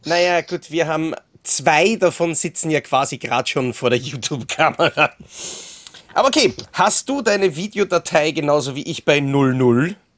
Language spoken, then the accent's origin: German; Austria; bei uns in Österreich